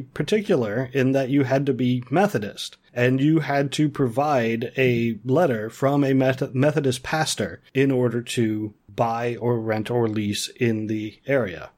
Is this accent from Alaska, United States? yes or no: no; Ohio, United States; where I grew up in Ohio, our local village